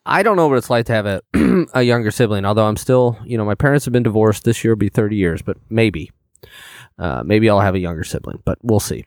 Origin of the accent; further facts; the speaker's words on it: Illinois, United States; I'm from Illinois as well